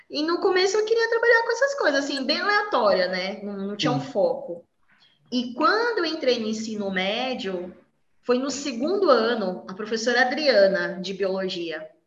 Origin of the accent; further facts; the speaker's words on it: São Paulo, Brazil; sou de São Paulo.